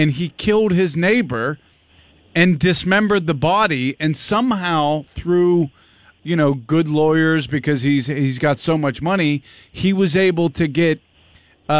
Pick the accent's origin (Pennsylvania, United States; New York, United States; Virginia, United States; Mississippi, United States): Pennsylvania, United States; the East; I'm from the East